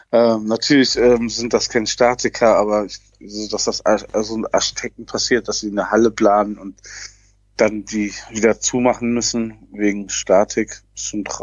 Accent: Netherlands; Und ich komme ja hier aus dem Land der Tomaten.

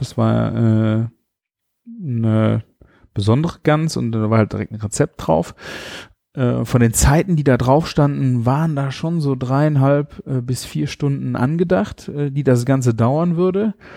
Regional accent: Rhineland, Germany; bei uns im Rheinland

